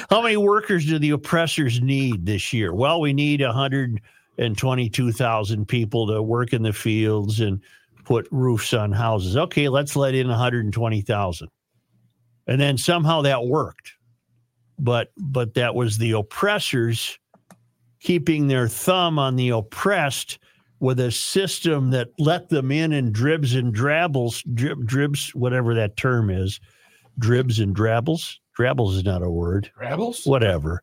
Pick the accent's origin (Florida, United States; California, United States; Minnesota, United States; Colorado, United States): Minnesota, United States; I'm a Minnesotan